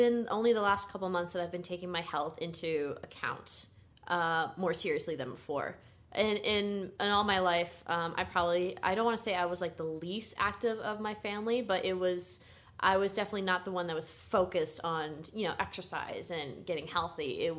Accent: East Coast, United States; Here's the thing. I grew up in the East Coast. McDonald's was really kind of the only place that you would go a lot.

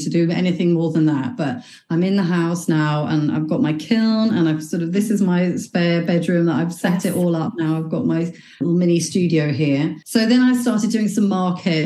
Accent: England, United Kingdom; moved away as an adult; also born or lived in Dubai; now in Belfast, United Kingdom; I'm actually originally from England. I moved over here in 2005, so I've lived here for quite a while.

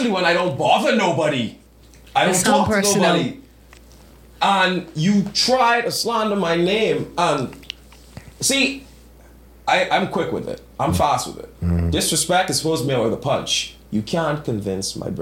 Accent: Nassau, New Providence, Bahamas; as a young man growing up in Nassau

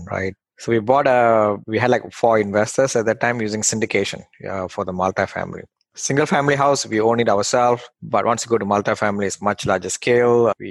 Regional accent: Malaysia; English is a second language; now in United States; I came from Malaysia, like probably like 10 years ago to the US through a company transfer.

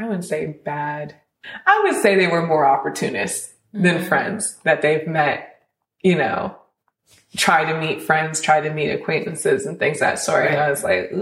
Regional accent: East Coast, United States; now in Los Angeles, United States; we're both originally from the East Coast

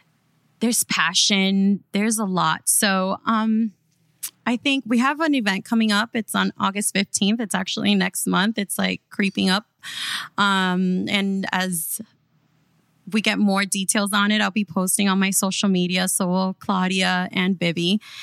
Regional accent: Miami, Florida, United States; throughout reality TV and just growing up in Miami, we have realized that there's like this stigma that surrounds who Miami is

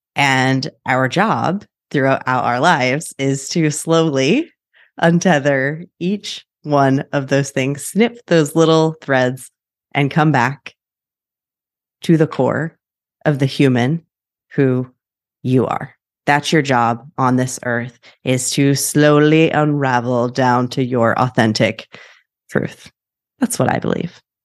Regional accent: Wichita, Kansas, United States; now in Portland, United States; I am from Wichita, Kansas, originally, now in Portland

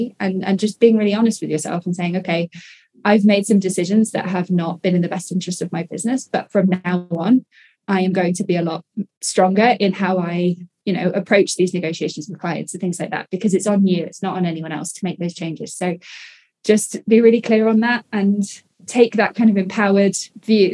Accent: United Kingdom; I'm British

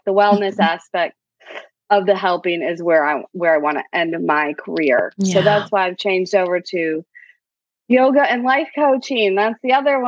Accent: Michigan, United States; moved away as an adult; now in Nashville, United States; I live in Nashville, Tennessee. I am originally from Michigan, but I have officially been in Tennessee longer than I was in Michigan

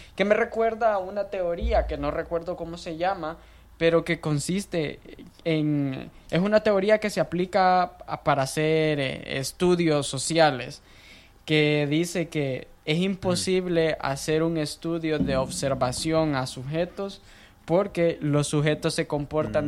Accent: El Salvador; moved away as an adult; now in United States; yo nací en El Salvador, tengo 22 años de edad

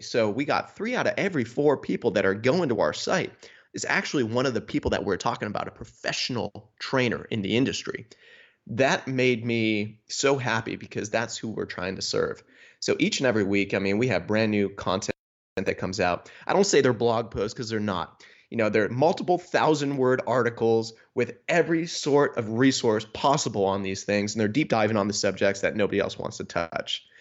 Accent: Niagara Falls, New York, United States; moved away as an adult; also born or lived in Buffalo, New York / Rhode Island; now in Wisconsin, United States; I'm originally from Niagara Falls, New York

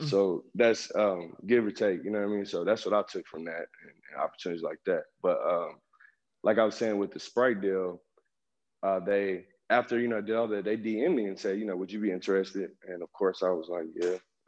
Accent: Oklahoma City, Oklahoma, United States; also born or lived in Dallas, Texas; I spend my whole life in Oklahoma

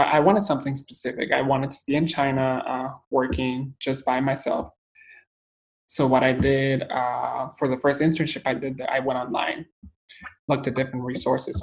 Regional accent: Guatemala; moved away as an adult; also born or lived in El Salvador / Taipei, Taiwan; now in United States; I'm from Guatemala, Central America, born and raised.

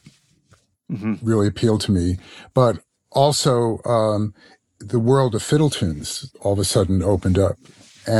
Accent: New York City, New York, United States; also born or lived in Ithaca, New York; now in Boston, United States; I grew up in New York City. I live in Boston now

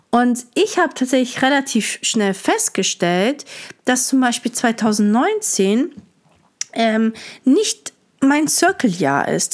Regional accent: Stuttgart, Baden-Württemberg, Germany; moved away as an adult; also born or lived in Hamburg / Lisbon; wieder in meiner Heimat bin, wo ich aufgewachsen bin

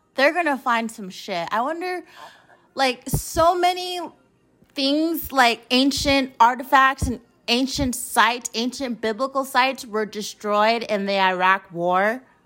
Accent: United States; as an American citizen

